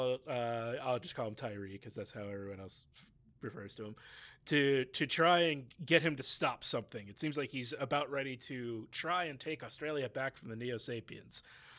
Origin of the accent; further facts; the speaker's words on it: Pittsburgh, Pennsylvania, United States; was born in, seems raised in, kind of what most people would consider to be my hometown, Pittsburgh.